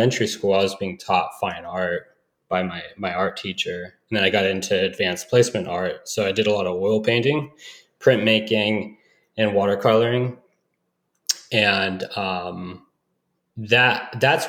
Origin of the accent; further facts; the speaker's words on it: Emerald Triangle, Northern California, United States; originally from Northern California, I'm kind of grew up in the Emerald Triangle area